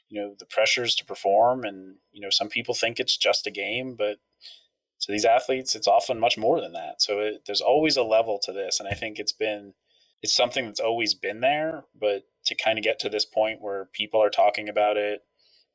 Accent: Ashland, Pennsylvania, United States; moved away as an adult; also born or lived in Allentown, Pennsylvania; now in Durham, United States; So I grew up in a very tiny town in central Pennsylvania. Not many people have heard of it. Ashland, Pennsylvania.

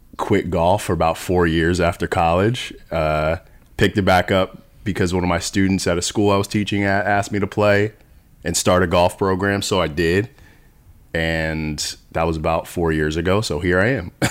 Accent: New Jersey, United States; born or raised there

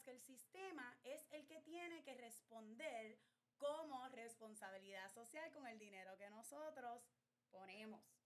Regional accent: Puerto Rico; veo como ciudadana y como puertorriqueña

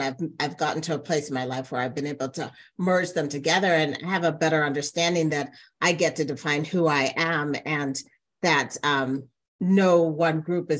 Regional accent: United States; also born or lived in England / Toronto, Canada; growing up in America in the mainstream American culture, and then also being an immigrant and being raised with a kind of the Caribbean background, but also being identified and recognized in this country as a person that's African-American.

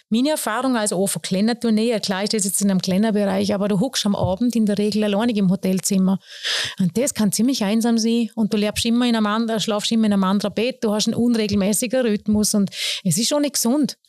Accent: Bregenz, Vorarlberg, Austria; also born or lived in Lustenau, Vorarlberg; ich bin ja als Seebrünstlerin aufgewachsen

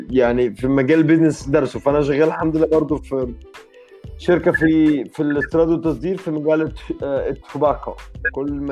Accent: Egypt; moved away as an adult; now in Kraków, Poland; طلعت من مصر

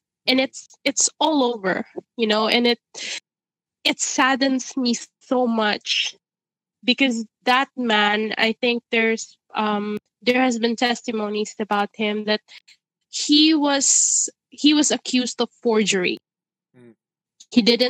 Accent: Ireland; It triggered so much emotion in me because I grew up in Ireland.

